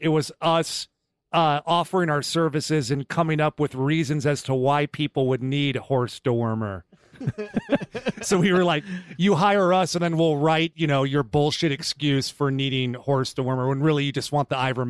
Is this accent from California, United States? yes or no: yes; California, United States; Yes, Mr. Ed, I know we grew up together in Northern California, but I like them now. I live there now.